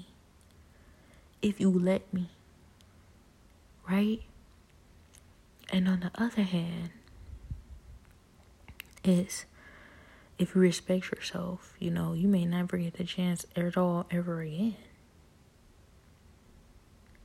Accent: Cleveland, Ohio, United States; I was born and raised in Cleveland.

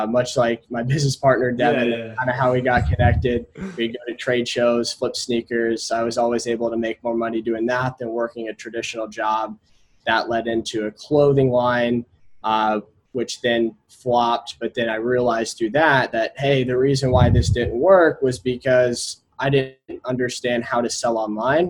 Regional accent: Indianapolis, Indiana, United States; I grew up in Indianapolis, Indiana.

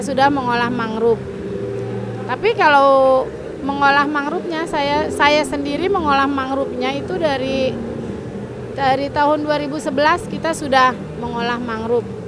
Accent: Muara Gembong, Bekasi Regency, West Java, Indonesia; Saya dari Muara Gembong.

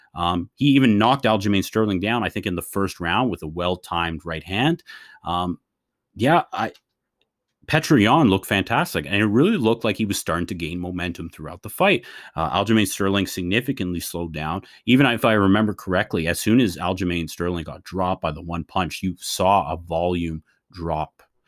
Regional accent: Canada; As a Canadian guy

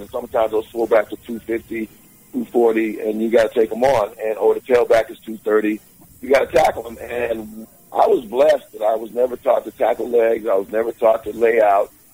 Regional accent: Alabama, United States; I'm from, I'm from Alabama by way of Alabama, so a lot of praying folks down there

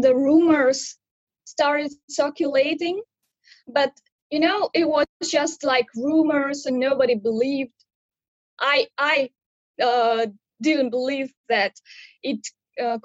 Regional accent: Pavlodar, Pavlodar Region, Kazakhstan; moved away as an adult; now in Hangzhou, China; I'm from Kazakhstan, but now I live in China

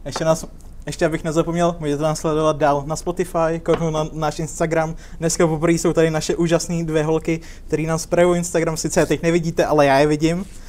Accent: Liberec, Liberec Region, Czechia; u nás v Liberci

